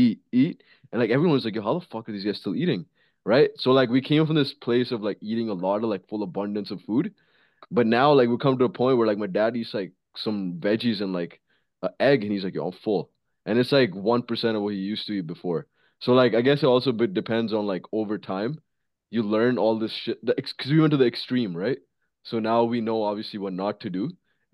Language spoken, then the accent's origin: English; India; moved away; And like, bro, when we came from India, bro, we used to eat like fucking animals.